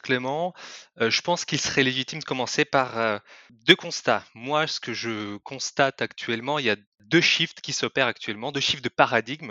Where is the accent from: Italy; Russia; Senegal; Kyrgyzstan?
Kyrgyzstan; French is a second language; moved away as an adult; also born or lived in Lyon, France; now in France; je ne suis pas français à la base je viens euh, d'un pays de l'Asie centrale qui s'appelle le Kyrgyzstan et je suis venu en France il y a huit ans